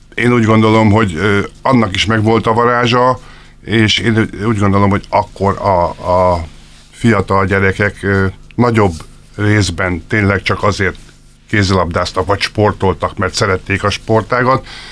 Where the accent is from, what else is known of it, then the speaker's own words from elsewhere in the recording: Tápé, Csongrád-Csanád, Hungary; tápén nevelkedtem, erre büszke is vagyok